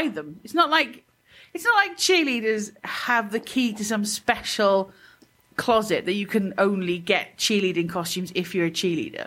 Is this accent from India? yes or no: no; United Kingdom; now in United States; I'm British